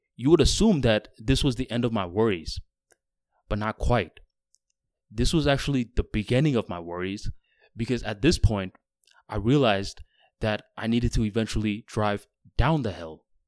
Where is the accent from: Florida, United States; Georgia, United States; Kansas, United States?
Florida, United States; I'm from Florida, where all the roads are flat